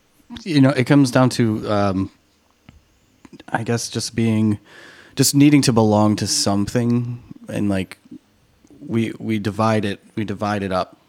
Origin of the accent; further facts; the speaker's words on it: Brooklyn, New York, United States; I'm from Bed-Stuy, you know, roads crossing.